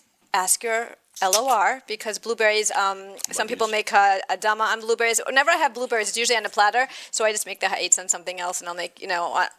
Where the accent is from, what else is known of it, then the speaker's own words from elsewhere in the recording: Chicago, Illinois, United States; I'm from Chicago.